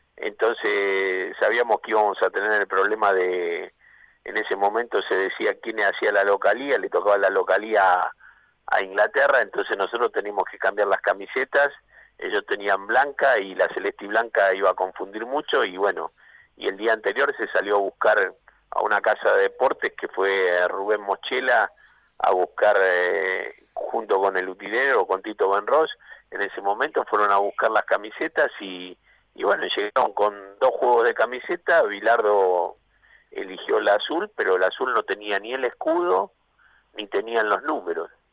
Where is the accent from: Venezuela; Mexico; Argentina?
Argentina; San Miguel, Buenos Aires Province; mi lugar donde nací, en San Miguel